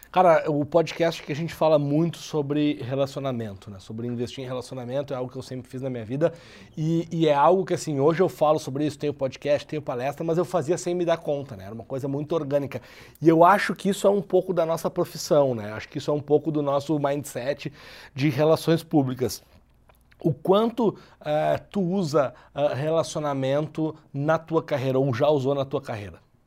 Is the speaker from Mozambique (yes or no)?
no; Porto Alegre, Rio Grande do Sul, Brazil; moved away as an adult; now in São Paulo, Brazil; até pelo meu sotaque dá para ver que eu não sou de São Paulo, né? Eu sou de Porto Alegre, mas eu moro em São Paulo já há dois anos.